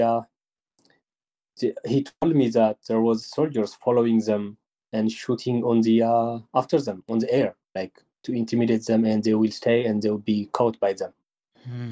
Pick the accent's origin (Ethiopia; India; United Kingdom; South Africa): Ethiopia; Mahbere Dego, Tigray; I am born and raised in Mahabharadegwa.